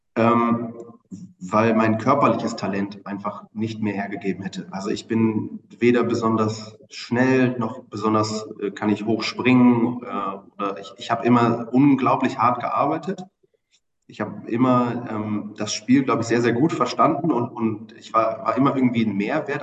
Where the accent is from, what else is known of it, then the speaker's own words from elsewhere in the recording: Bremen, Germany; moved away as an adult; also born or lived in Oldenburg; now in Hamburg, Germany; einem äh, gebürtigen Bremer